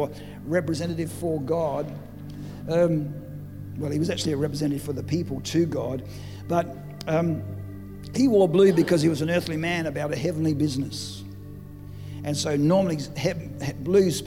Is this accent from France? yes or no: no; Adelaide, South Australia, Australia; we come from Adelaide